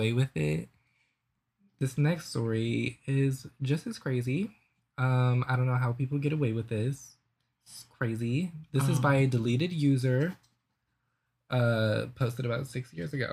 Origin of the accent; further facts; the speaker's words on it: New Orleans, Louisiana, United States; I'm from New Orleans